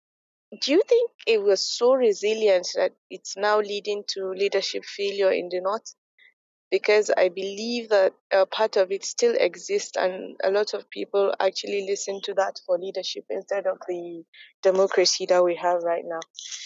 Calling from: Abuja, Federal Capital Territory, Nigeria; Hello, Fola and Feyi. I'm … from Abuja.

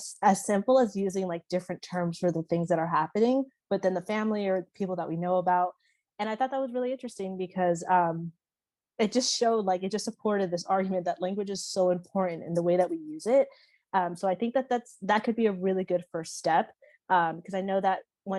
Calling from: Henderson, Nevada, United States; I'm calling in from Henderson, Nevada.

